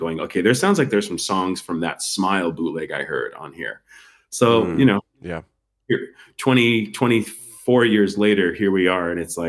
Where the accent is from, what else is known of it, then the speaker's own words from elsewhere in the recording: San Diego, California, United States; also born or lived in Hollywood; I grew up in San Diego. I mean, I grew up basically in the … backyard.